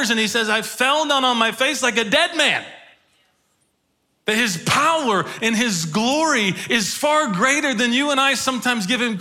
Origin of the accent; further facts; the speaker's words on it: Woodbury, United States; I'm from Woodbury